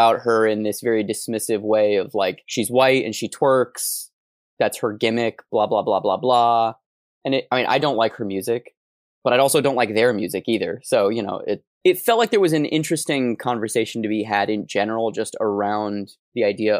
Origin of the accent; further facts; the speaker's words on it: Scotland, United Kingdom; I understand what it's like to be a minority because I'm Scottish.